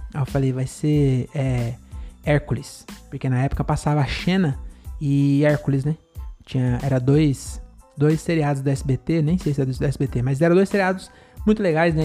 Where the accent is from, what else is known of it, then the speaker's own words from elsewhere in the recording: São Paulo, Brazil; descendente de baiano, né? Mas que se foda, nasci em São Paulo